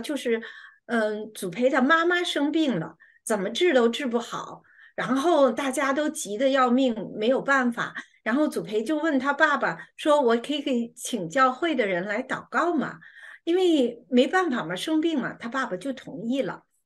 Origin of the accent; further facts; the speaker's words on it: China; 我们中国人